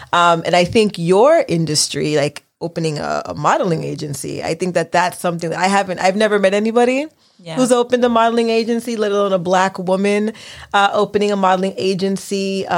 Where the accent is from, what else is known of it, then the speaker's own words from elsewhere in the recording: United States; I'm Haitian American, but I have a lot of friends who are from Trinidad.